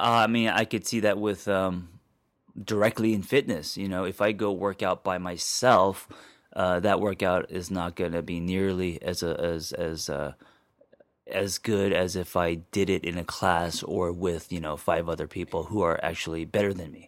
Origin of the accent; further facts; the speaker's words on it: Los Angeles, California, United States; growing up in Los Angeles